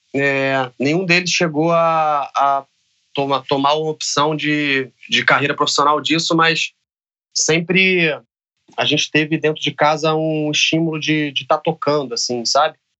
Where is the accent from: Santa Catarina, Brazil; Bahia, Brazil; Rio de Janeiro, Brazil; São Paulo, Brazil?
Rio de Janeiro, Brazil; Eu nasci no Rio de Janeiro, no, na Zona Norte, então assim, na, é, vivi os anos 90 na, na, Zona Norte do Rio de Janeiro